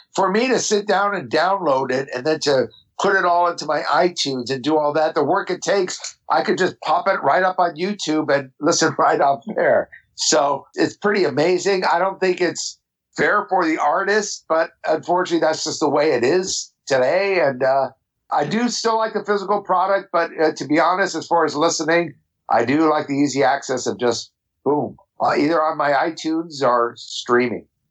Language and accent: English; Los Angeles, California, United States; I grew up in Orange County